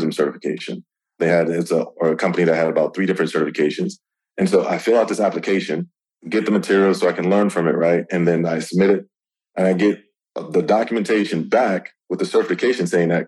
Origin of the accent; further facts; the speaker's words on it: New York City, New York, United States; I'm from New York, New York City.